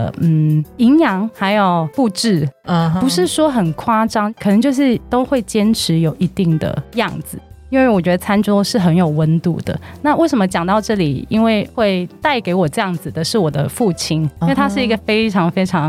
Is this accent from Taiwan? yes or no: no; Hong Kong; moved away; 我是一个全职妈妈，我有两个男孩，一个五岁，一个九岁。那我其实是香港人，我之前在香港担任广告创意的工作七年。